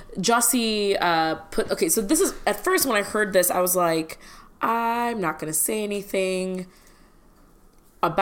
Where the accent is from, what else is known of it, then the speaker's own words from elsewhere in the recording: Midwest, United States; first language Malayalam; English is a second language; I'm from the Midwest